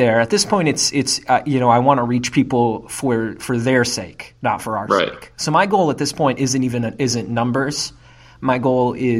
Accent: Grand Rapids, Kalamazoo, Battle Creek, Michigan, United States; now in Chicago, United States; the Grand Rapids, Kalamazoo, Battle Creek, you know, my hometown

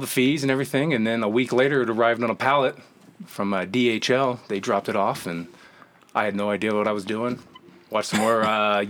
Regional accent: East Rutherford, New Jersey, United States; New Jersey.

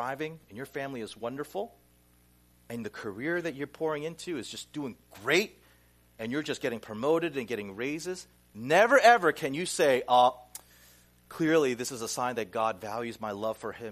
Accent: Pineville, North Carolina, United States; now in Flushing, New York, United States; I grew up in Pineville, North Carolina

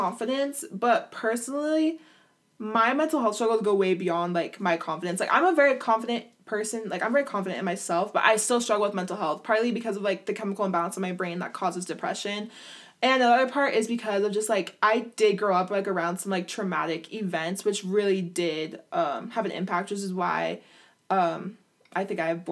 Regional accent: Utah, United States; I grew up in Utah

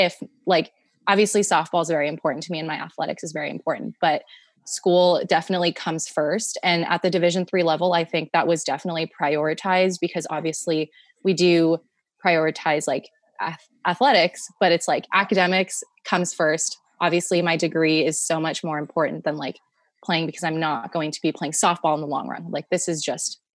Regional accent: San Jose, California, United States; moved away as an adult; now in Tacoma, United States; I am from San Jose, California, born and raised

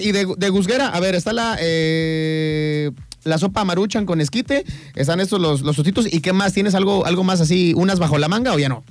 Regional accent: Mexico; como somos mexicanos

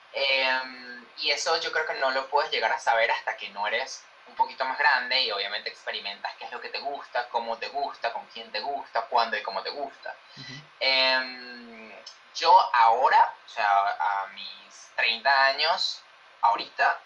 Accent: Venezuela; moved away as an adult; now in Madrid, Spain; yo soy latino y soy venezolano y lo grito a los cuatro vientos

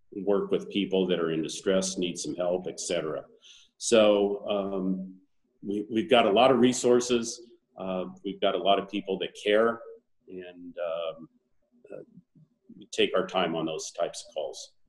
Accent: Boulder, Colorado, United States; now in Arizona, United States; I grew up in Boulder, Colorado

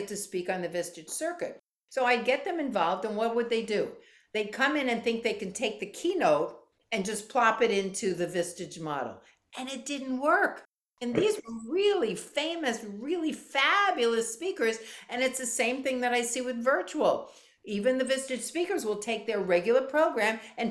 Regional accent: New York, United States; now in Florida, United States; I'm from New York

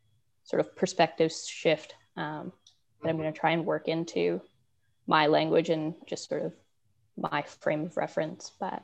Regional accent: Calgary, Alberta, Canada; now in Victoria, Canada; I'm from Calgary originally. And so I was raised with a lot of anti-Indigenous sentiment in the environment around me.

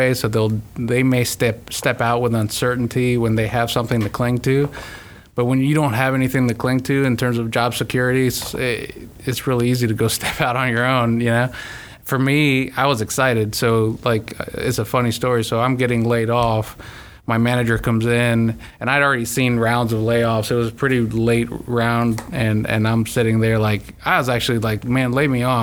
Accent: Tampa, Florida, United States; moved away; I'm originally from Tampa

